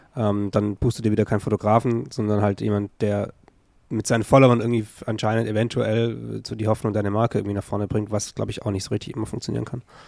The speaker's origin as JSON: {"language": "German", "area": "Stuttgart area", "region": "Baden-Württemberg", "country": "Germany", "tie": "born or raised there", "moved": "yes", "said": "ich bin ja auch im Umfeld quasi aufgewachsen"}